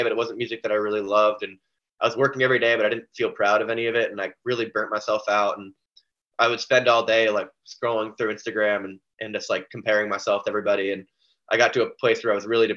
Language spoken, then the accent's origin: English; Vermont, United States; I'm from Vermont